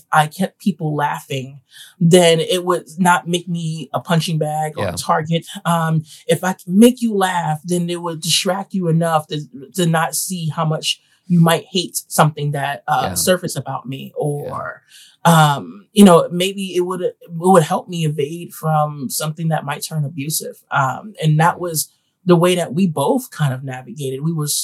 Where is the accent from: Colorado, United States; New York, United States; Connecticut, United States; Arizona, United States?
New York, United States; New York City; I grew up in Bed-Stuy, Crown Heights, East New York, Brooklyn